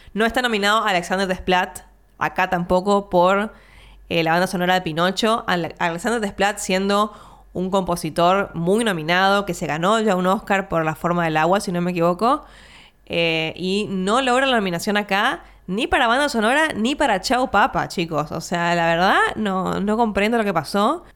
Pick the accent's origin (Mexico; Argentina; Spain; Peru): Argentina